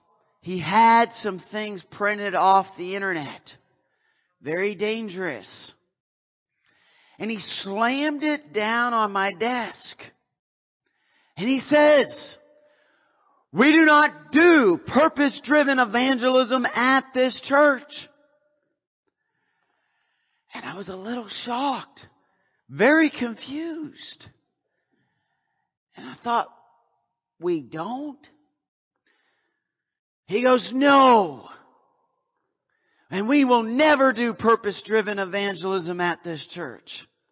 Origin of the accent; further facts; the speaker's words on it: Canada; I was in the South. I'm Canadian.